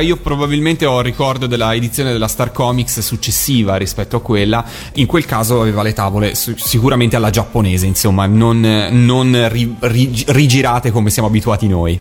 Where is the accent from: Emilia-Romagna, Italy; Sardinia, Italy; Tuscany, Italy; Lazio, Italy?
Tuscany, Italy; Florence; io sono di Firenze